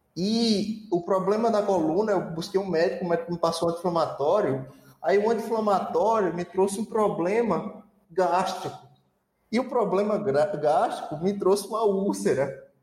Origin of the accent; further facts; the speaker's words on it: Itaporanga, Northeast Region, Brazil; accent: Nordestino; moved away as an adult; eu vim de Itaporanga